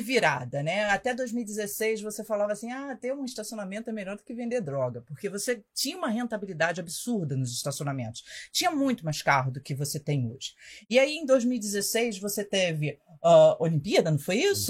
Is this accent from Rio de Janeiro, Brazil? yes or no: yes; Rio de Janeiro, Brazil; accent: carioca; eu sou do Rio